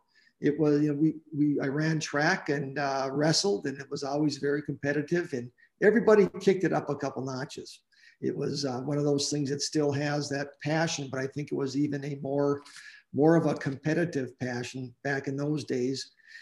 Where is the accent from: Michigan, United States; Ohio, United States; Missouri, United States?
Michigan, United States; Iron Mountain; born or raised there; also born or lived in Grand Rapids, Michigan / Lowell, Michigan